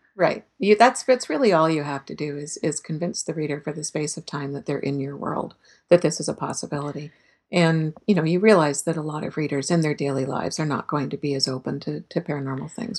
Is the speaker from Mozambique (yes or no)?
no; Canada; as a Canadian